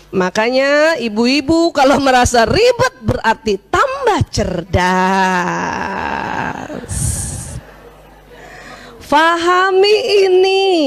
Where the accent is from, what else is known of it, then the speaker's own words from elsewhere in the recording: South Sulawesi, Indonesia; Waduh, saya orang Bugis tiba-tiba disuruh masak rendang Padang.